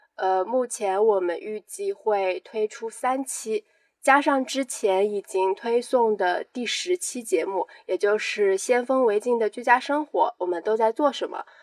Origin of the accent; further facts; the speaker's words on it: near Gaomi, Shandong, China; 《高密东北乡》，因为我家其实就离那边挺近的